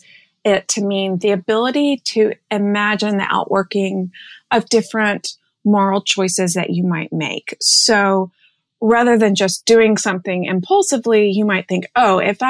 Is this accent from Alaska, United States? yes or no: no; Birmingham, Alabama, United States; now in New York City, United States; I grew up in Birmingham, Alabama.